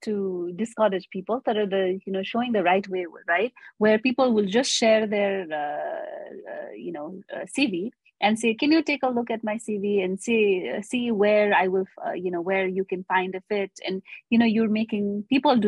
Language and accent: English; Nepal